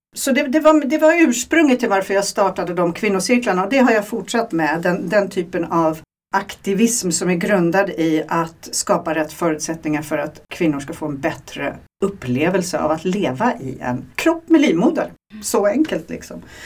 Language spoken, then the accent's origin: Swedish; Sweden; moved away; jag är svensk i grunden